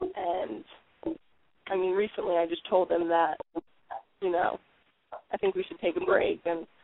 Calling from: Connecticut, United States; Yeah, it's in Connecticut.

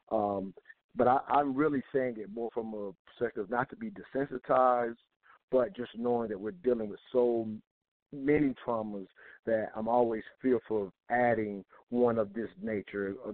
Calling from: South Carolina, United States; I'm calling from South Carolina.

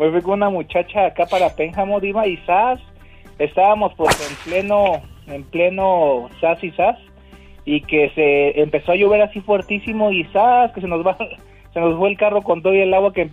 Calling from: Los Angeles, California, United States; acá de LA.

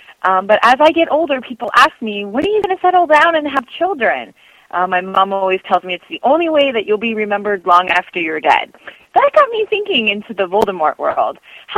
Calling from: San Francisco, California, United States; I'm calling from the San Francisco area, and I'm one of your mature listeners.

